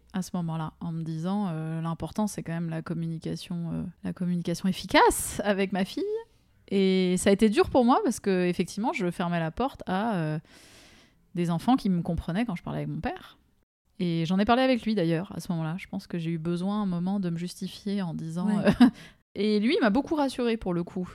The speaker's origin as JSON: {"language": "French", "town": "Strasbourg", "region": "Grand Est", "country": "France", "tie": "born or raised there", "also_born_or_lived": "Germany", "said": "des Alsaciens où j'ai grandi"}